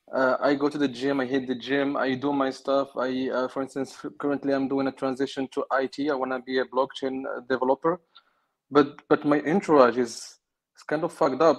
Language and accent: English; Morocco; moved away; I'm not European, and, uh, I'm from Africa. I have a Moroccan passport